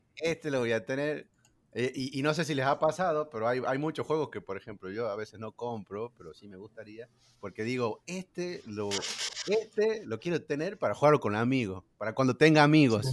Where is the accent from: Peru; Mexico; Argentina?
Argentina; La Rioja; yo soy de La Rioja